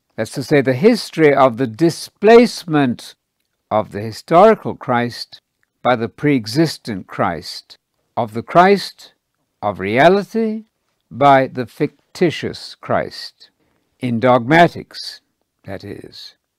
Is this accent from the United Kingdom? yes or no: yes; United Kingdom; moved away; Britain, where I grew up in the Church of England